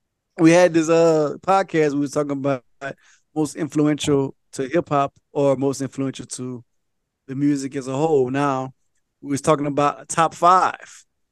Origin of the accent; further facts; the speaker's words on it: Louisiana, United States; I'm from Louisiana